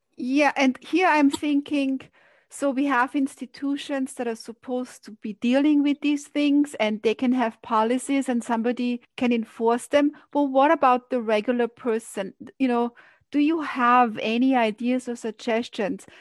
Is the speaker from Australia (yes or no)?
no; Austria; moved away as an adult; now in New York, United States; I grew up in Austria and I remember coming to New York, that was 30 years ago